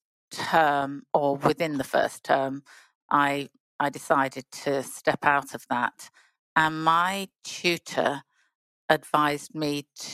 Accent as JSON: {"language": "English", "town": "Bournemouth", "region": "South West England", "country": "United Kingdom", "moved": "as an adult", "said": "I come from Bournemouth."}